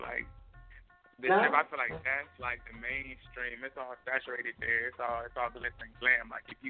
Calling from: Las Vegas, Nevada, United States; I'm calling from Las Vegas, Nevada, Northtown rapper.

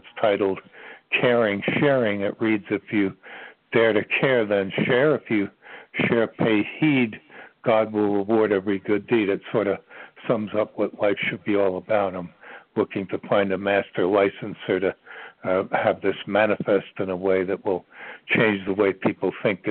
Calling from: Ashland, Virginia, United States; I'm calling from the center of the universe. That's what they call Ashland, Virginia, believe it or not.

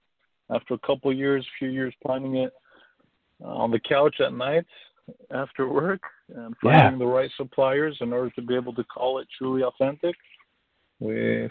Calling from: California, United States; I'm calling from sunny Southern California.

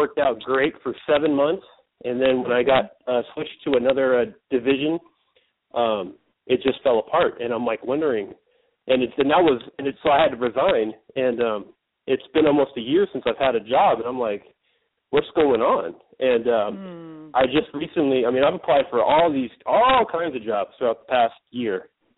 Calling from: Northern California, United States; I'm calling from Northern California.

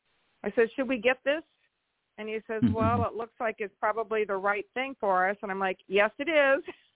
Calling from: Iowa, United States; from Iowa.

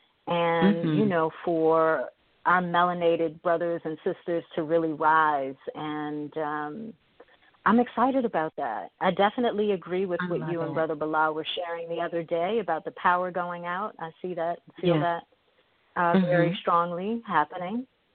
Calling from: Bowie, Maryland, United States; I am calling from Bowie, Maryland, which is about 20 minutes outside of Washington, D.C. Not too far from the heart of Babylon.

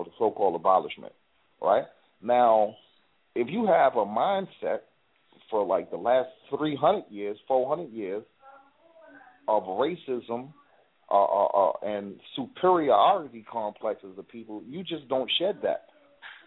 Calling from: New York City, New York, United States; I'm calling from the Bronx, New York

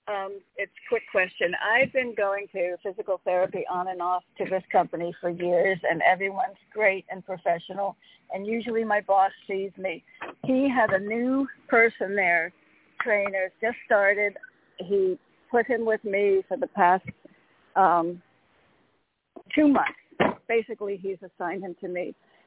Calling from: Connecticut, United States; in Connecticut.

